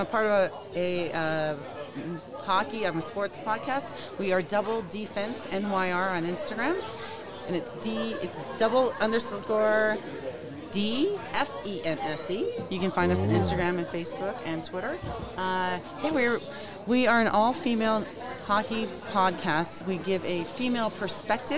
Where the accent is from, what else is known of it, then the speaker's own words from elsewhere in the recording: New York, United States; now in Los Angeles, United States; we're both from New York